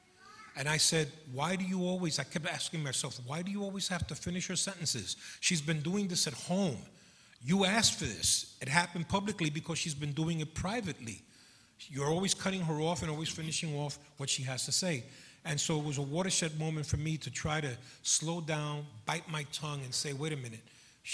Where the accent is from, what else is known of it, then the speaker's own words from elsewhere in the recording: New York City, New York, United States; also born or lived in Puerto Rico; I was born in Puerto Rico, came here when I was 7.5 months old, and was raised up in the South Bronx